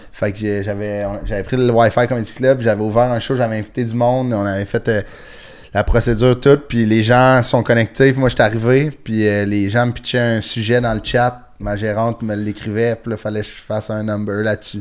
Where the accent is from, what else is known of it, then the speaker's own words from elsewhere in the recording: Sainte-Thérèse, Quebec, Canada; Moi, je viens de Sainte-Thérèse, sur la rue nord de Montréal